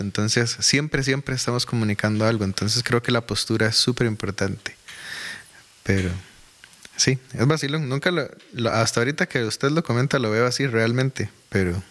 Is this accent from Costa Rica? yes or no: yes; Desamparados, San José, Costa Rica; also born or lived in Alajuelita / San Francisco de Dos Ríos / Curridabat; now in Goicoechea, Costa Rica; nací en Alajuelita, me crié en Desamparados